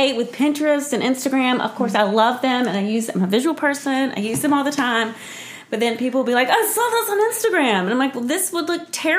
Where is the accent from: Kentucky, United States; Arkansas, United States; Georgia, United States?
Georgia, United States; Columbus; moved away as an adult; also born or lived in Spain / Charlotte / New York City; So I'm from Columbus, where Jennifer's also from.